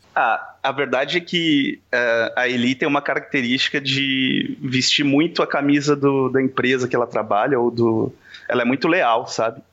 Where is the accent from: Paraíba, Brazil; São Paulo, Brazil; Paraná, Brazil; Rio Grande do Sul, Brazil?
São Paulo, Brazil; Diadema; now in Florianópolis, Brazil; sou de Diadema, de São Paulo